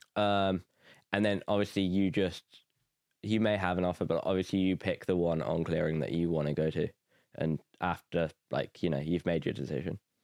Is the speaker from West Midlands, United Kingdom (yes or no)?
yes; Nuneaton, West Midlands, United Kingdom; moved away as an adult; now in Belfast, United Kingdom; I'm from Nuneaton, England